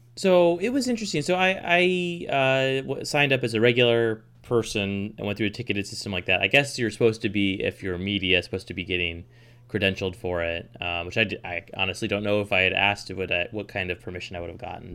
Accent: Portland, Oregon, United States; now in Juneau, United States; I grew up in Southwest Portland

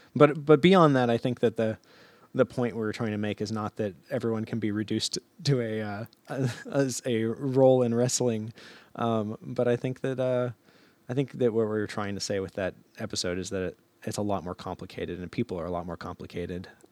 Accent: Alaska, United States; also born or lived in Fairbanks

